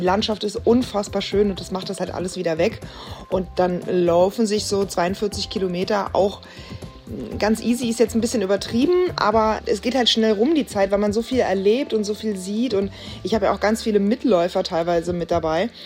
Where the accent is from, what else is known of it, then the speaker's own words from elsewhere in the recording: Berlin, Germany; ich als Berlinerin